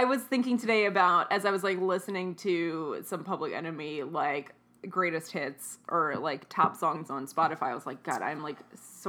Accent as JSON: {"language": "English", "country": "United States", "tie": "born or raised there", "said": "growing up in the States"}